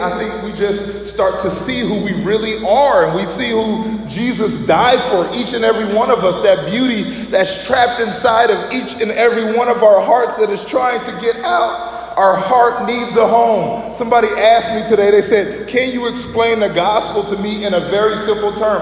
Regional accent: Chicago, Illinois, United States; we're from Chicago

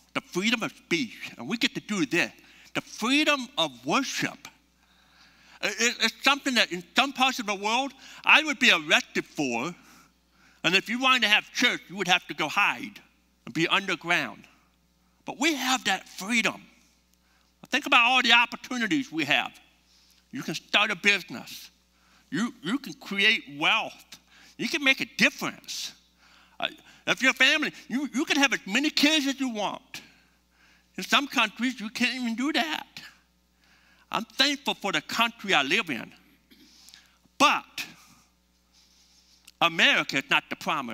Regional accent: United States; we're from the United States

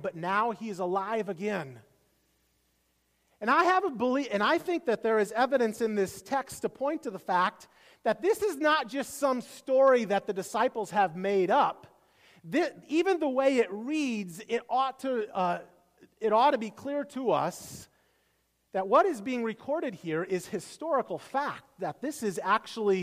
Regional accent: Iowa, United States; moved away; I grew up in Iowa

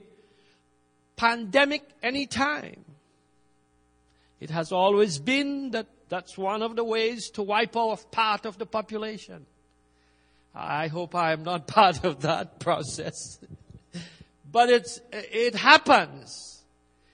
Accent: Trinidad & Tobago; moved away; I grew up in Trinidad, and when I was growing up, we planted rice

